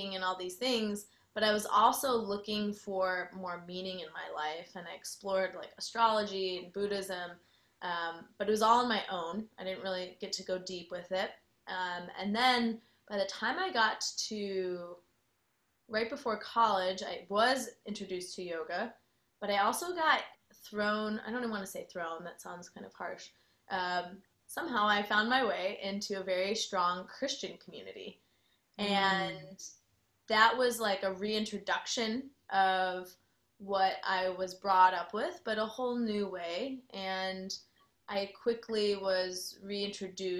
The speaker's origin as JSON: {"language": "English", "town": "Chicago", "region": "Illinois", "country": "United States", "moved": "yes", "lives_now": "Austin, United States", "said": "I am originally from Chicago, so some people will sometimes point out my accent still"}